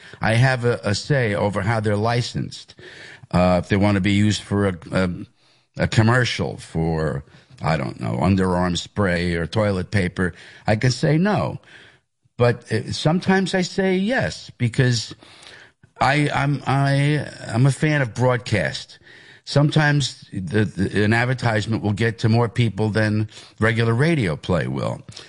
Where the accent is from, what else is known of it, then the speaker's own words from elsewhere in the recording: Hicksville, New York, United States; It's the Levittown part of Hicksville. I am from Hicksville. That's where I went to school. That was my home area, but there used to be a Levittown mailing address.